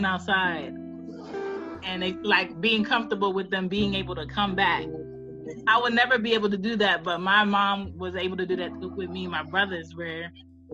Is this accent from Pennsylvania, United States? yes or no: yes; Philadelphia, Pennsylvania, United States; growing up in Philly, you walk blocks to school